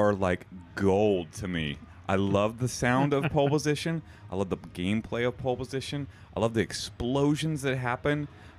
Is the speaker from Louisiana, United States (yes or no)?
yes; Louisiana, United States; moved away; I was from Louisiana